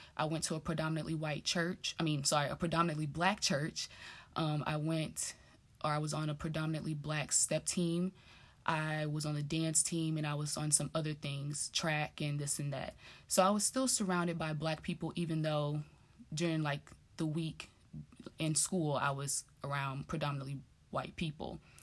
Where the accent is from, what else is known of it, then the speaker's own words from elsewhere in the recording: Dallas, Texas, United States; moved away as an adult; also born or lived in Grambling, Louisiana; growing up in Dallas